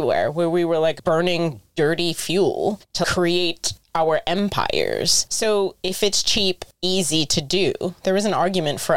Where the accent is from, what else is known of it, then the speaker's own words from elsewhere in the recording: United States; I'm American